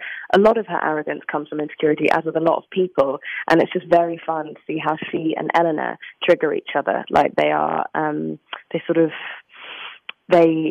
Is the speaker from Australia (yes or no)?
no; England, United Kingdom; I'm English